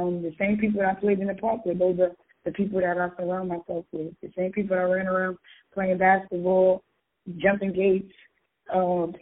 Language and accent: English; New York City, New York, United States; I'm actually from Brooklyn, Brownsville.